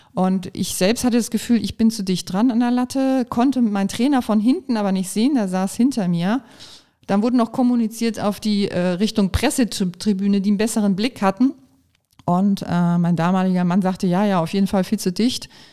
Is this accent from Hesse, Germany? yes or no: no; Kiel, Schleswig-Holstein, Germany; now in Pulheim, Germany; Heimat ist schon, weil da bin ich als Kind aufgewachsen, damit verbinde ich Heimat